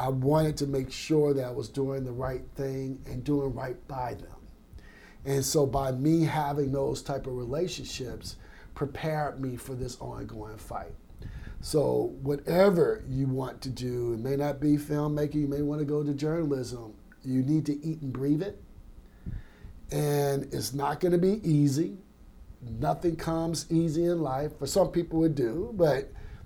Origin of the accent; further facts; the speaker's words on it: Baker, Louisiana, United States; also born or lived in Augusta, Georgia; I grew up in Baker, Louisiana